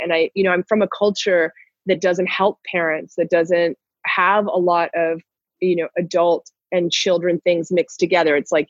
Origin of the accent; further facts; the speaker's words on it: Toronto, Ontario, Canada; moved away as an adult; also born or lived in Newfoundland / Guatemala / Nicaragua; now in Mexico; I was born in Newfoundland in the Far East where the Titanic went down. Wow. My hometown is Toronto. I've lived all over Canada, but I lived there the most.